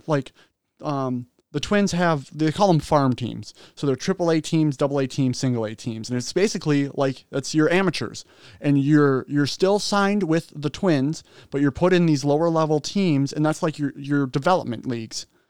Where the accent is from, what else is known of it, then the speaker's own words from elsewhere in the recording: Minnesota, United States; Minnesota, like, that's our hometown